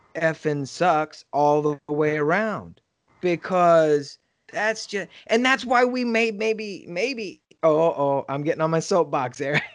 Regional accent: Texas, United States; I grew up in Texas and right now I'm in San Antonio

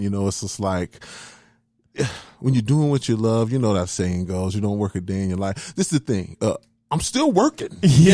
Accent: Denver, Colorado, United States; born or raised there; also born or lived in Tyler, Texas / Huntsville, Texas

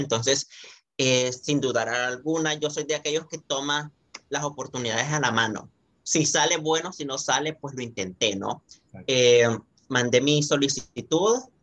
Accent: El Salvador; soy salvadoreño

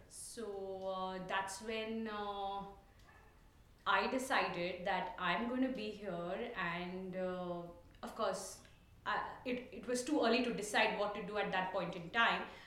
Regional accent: Mumbai, Maharashtra, India; first language Tulu; English is a second language; moved away as an adult; also born or lived in Mangalore; I grew up in Bombay

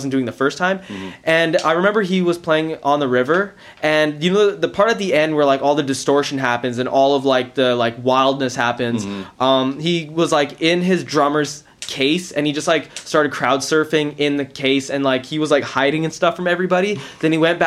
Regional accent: India; as an Indian man, though, like, come on, as an Indian boy

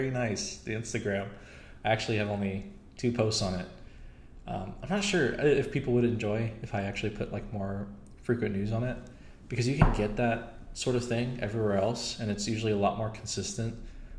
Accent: United States; I'm American.

